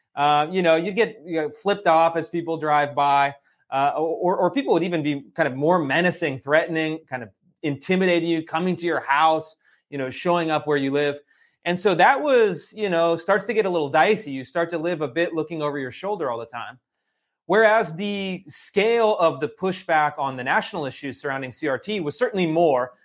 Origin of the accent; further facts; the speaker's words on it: Sacramento, California, United States; I grew up in Sacramento, California